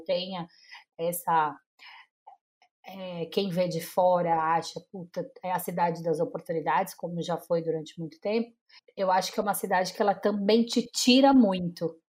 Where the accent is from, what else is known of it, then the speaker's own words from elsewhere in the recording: São Paulo, Brazil; also born or lived in Maceió; eu não nasci em São Paulo, eu nasci em Maceió, mas eu moro em São Paulo desde os três meses